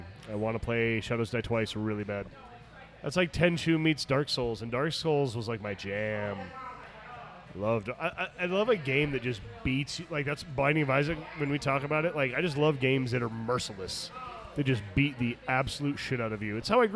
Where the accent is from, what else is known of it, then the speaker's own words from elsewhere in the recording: Arizona, United States; moved away as an adult; also born or lived in Phoenix, Arizona; the Rodeo Chudesky fire burned my hometown nearly to the ground. And I moved to Phoenix